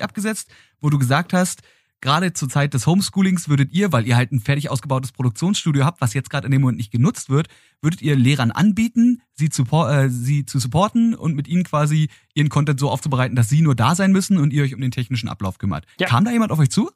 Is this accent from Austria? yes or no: no; Berlin, Germany; als gebürtiger Berliner, Ähm, der diese Stadt auch nie wirklich verlassen hat